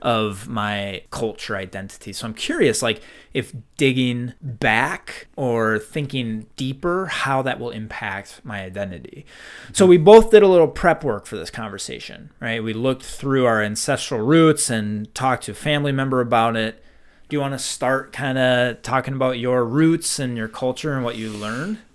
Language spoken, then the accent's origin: English; Midwest, United States; We're from white Midwest, cold winters